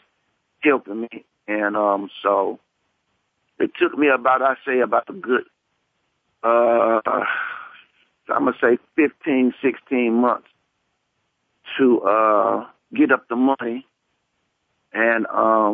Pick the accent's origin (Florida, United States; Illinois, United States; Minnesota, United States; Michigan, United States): Illinois, United States; Lake County; I'm from Lake County, the northern suburbs.